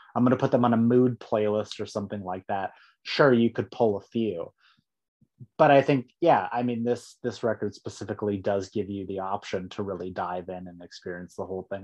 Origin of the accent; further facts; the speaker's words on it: San Diego, California, United States; also born or lived in Rancho Bernardo / Escondido; That's my hometown